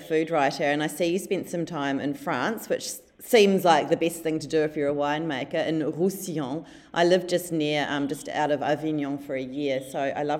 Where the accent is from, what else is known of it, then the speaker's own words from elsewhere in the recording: Christchurch, Canterbury, New Zealand; moved away as an adult; now in Melbourne, Australia; I'm from Christchurch originally, but I've lived in Melbourne for 11 years. So I've got a very special place in my heart for Christchurch and for Canterbury.